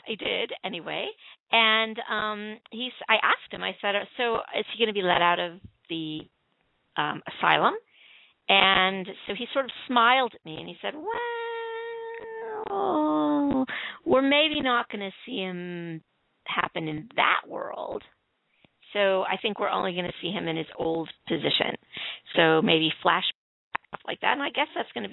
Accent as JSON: {"language": "English", "town": "Chicago", "region": "Illinois", "country": "United States", "tie": "born or raised there", "said": "my hometown"}